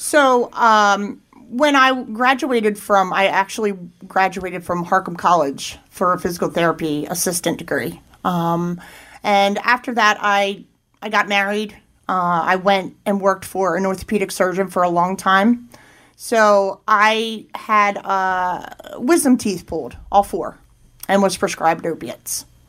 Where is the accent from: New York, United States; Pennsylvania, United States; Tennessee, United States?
Pennsylvania, United States; Thorndale; I grew up in Chester County, uh, about 40 minutes from here. Uh, grew up in Thorndale, uh, which is in between Downingtown and Coatesville